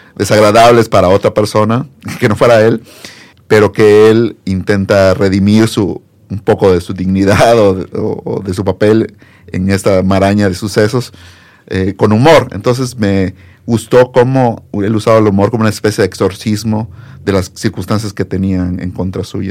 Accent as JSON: {"language": "Spanish", "region": "Campeche", "country": "Mexico", "also_born_or_lived": "Puebla", "moved": "as an adult", "lives_now": "Mexico City, Mexico", "said": "yo soy de Campeche"}